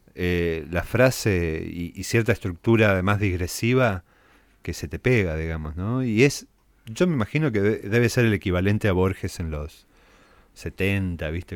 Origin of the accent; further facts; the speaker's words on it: San Francisco, Córdoba, Argentina; moved away as an adult; Yo nací en San Francisco, después me mudé a Córdoba para estudiar letras.